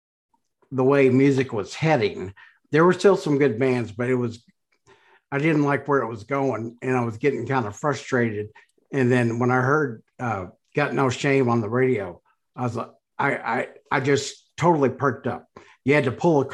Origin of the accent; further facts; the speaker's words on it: Detroit, Michigan, United States; I grew up in Metro Detroit